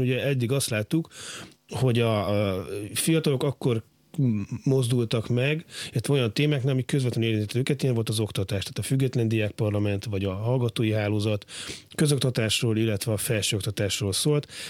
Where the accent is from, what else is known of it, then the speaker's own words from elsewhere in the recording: Budapest, Hungary; a gyerekkoromban Óbudán nőttem fel